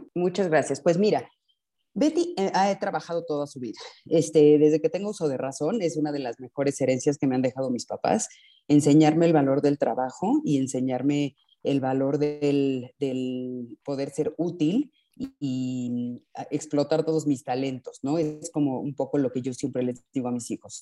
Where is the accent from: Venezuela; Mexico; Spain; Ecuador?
Mexico; soy mexicana y este, tengo 52 años.